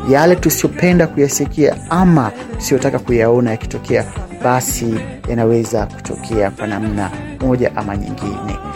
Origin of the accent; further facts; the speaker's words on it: Tanzania; I am from Tanzania.